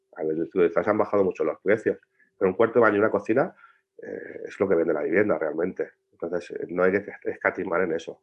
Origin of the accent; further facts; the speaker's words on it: Spain; los españoles odiamos la junta